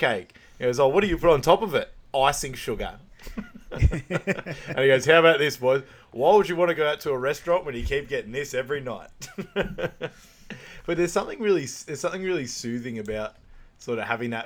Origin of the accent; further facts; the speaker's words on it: Sunshine, Victoria, Australia; I grew up in Sunshine